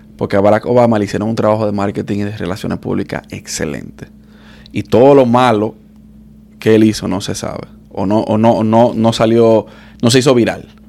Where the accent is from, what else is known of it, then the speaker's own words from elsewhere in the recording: Dominican Republic; now in United States; Igual que nosotros lo de República Dominicana